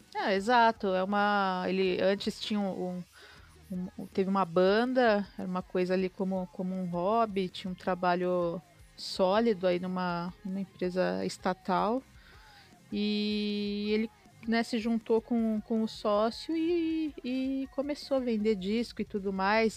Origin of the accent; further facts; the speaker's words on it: São Paulo, Brazil; Como boa paulistana